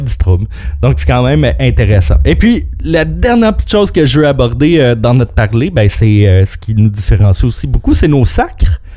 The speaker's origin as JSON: {"language": "French", "town": "Montreal", "region": "Quebec", "country": "Canada", "accent": "Montreal accent", "said": "Certains diront que j'ai un accent de Montréal"}